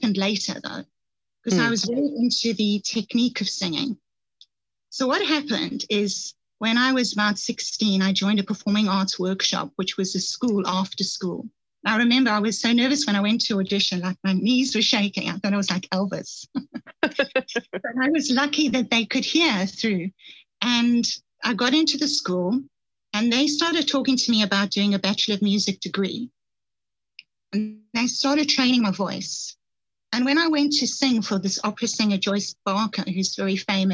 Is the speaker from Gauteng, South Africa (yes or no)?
yes; Johannesburg, Gauteng, South Africa; I grew up in Johannesburg, South Africa.